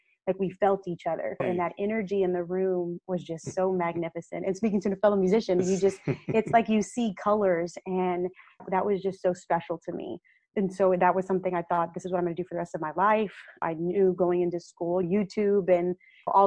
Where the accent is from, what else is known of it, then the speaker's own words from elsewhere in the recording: Victoria, Texas, United States; growing up in Victoria was that surrounding of saying, you're just a little brown girl